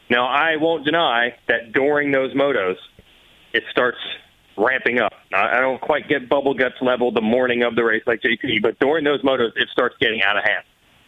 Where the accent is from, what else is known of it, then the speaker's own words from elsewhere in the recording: United States; I am American